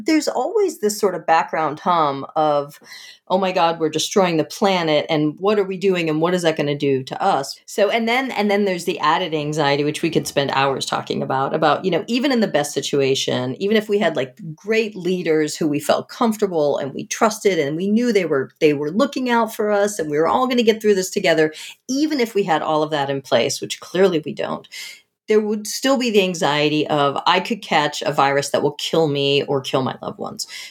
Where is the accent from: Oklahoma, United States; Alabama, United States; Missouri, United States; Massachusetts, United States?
Massachusetts, United States; outside of Boston; I grew up outside of Boston